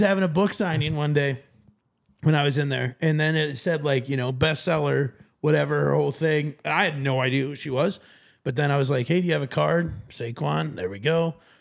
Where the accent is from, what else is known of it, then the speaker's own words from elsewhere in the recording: Sioux Falls, South Dakota, United States; I'm from the Sioux Falls area